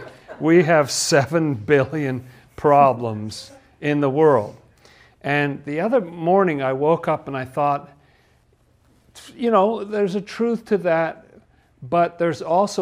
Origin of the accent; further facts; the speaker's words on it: England, United Kingdom; I grew up in England. I was a little British boy, wasn't I? And it was post-war England. I was born in 1956